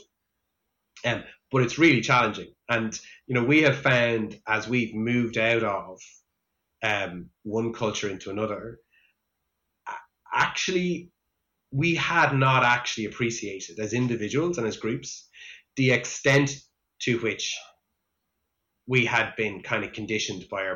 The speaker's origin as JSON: {"language": "English", "country": "Ireland", "tie": "born or raised there", "said": "I grew up in Ireland"}